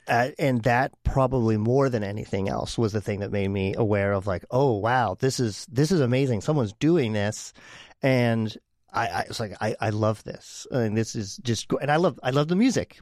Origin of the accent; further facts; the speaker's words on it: Pittsburgh, Pennsylvania, United States; moved away as an adult; now in Portland, United States; I am originally from Pittsburgh. I was born and raised out, outside of Pittsburgh, but Pittsburgh basically